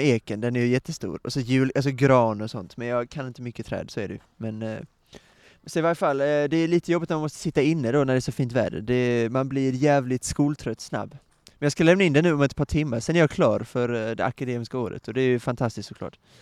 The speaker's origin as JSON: {"language": "Swedish", "region": "Skåne", "country": "Sweden", "said": "Jag som är skåning"}